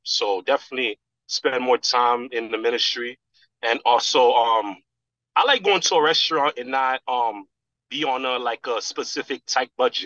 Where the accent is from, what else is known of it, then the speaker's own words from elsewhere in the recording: New York, United States; now in Miami, United States; I'm from New York and for a long period of time I thought that was my world.